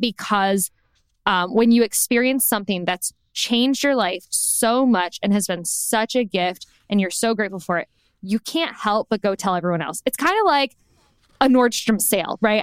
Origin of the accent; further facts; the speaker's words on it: Indiana, United States; moved away as an adult; also born or lived in Chicago, Illinois; now in Los Angeles, United States; We're from the Midwest, specifically Indiana